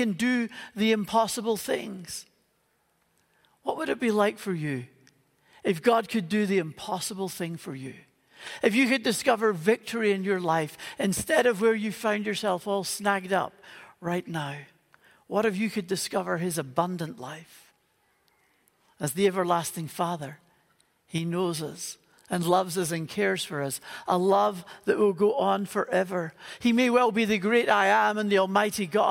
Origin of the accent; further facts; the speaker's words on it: Northern Ireland, United Kingdom; moved away; You can maybe tell from the accent that I grew up in Northern Ireland